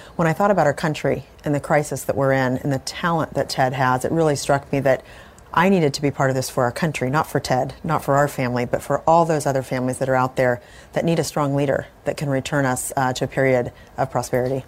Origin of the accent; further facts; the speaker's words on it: California, United States; moved away as an adult; now in Houston, United States; I grew up in California